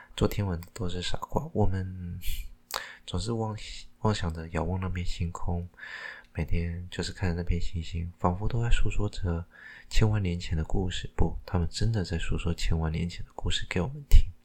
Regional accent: Taiwan; 因为我是讲台湾话的，就是台湾话也很， 我讲台语的啦

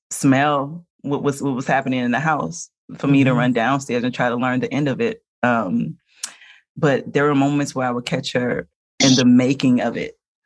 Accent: New Orleans, Louisiana, United States; we're from New Orleans.

